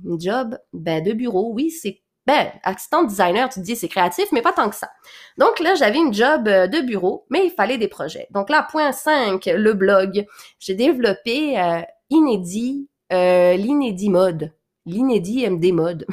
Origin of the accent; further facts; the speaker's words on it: Quebec, Canada; accent: mix of French and Québécois; also born or lived in Réunion; où j'ai grandi au Québec, là, donc euh, Valmorin, Sainte-Agathe